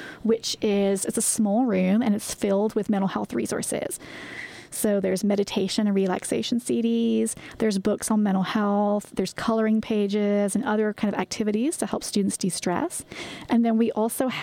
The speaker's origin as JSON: {"language": "English", "region": "England", "country": "United Kingdom", "moved": "as an adult", "lives_now": "United States", "said": "I'm originally from England"}